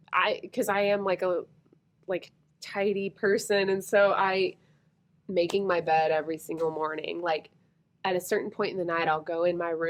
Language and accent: English; the South, United States; We grew up in the South.